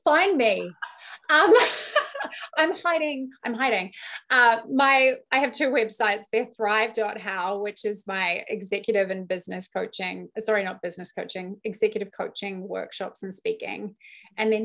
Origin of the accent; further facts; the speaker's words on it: New Zealand; I'm also from New Zealand where I drink far too much